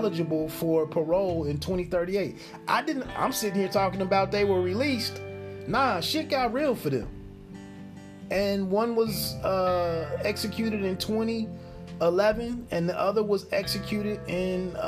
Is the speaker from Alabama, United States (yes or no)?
no; Dayton, Ohio, United States; also born or lived in San Diego, California; I'm home from the Navy, from San Diego, back here in Dayton, Ohio.